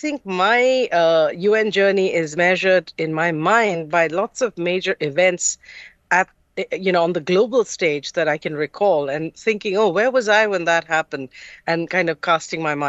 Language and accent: English; Mumbai, Maharashtra, India; first language English; moved away; also born or lived in Kolkata, India; I'm from Calcutta. That's where I was born. And my family, my mother's family is from Calcutta. My father's family is from the tech hub, Bangalore. But I grew up mostly in Bombay.